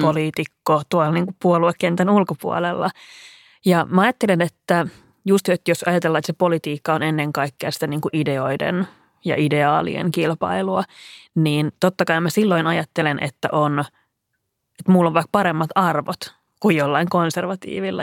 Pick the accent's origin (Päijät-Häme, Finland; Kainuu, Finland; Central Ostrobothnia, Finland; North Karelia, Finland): Päijät-Häme, Finland; Lahti; Mä olen kotoisin Lahdesta ja siellä perusoletus oli, että kaikki hiihtää